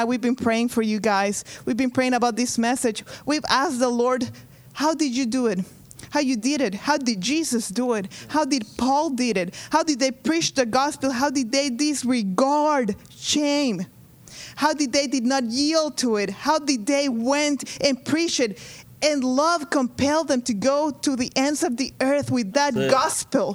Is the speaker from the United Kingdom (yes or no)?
no; Honduras; moved away; I am from Honduras.